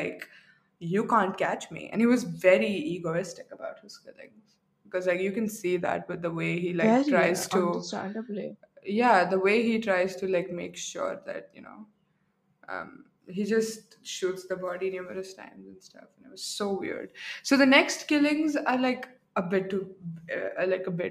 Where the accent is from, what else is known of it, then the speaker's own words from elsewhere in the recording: India; accent: Arab; I'm not German. I'm very Indian. Though I have an Arab accent sometimes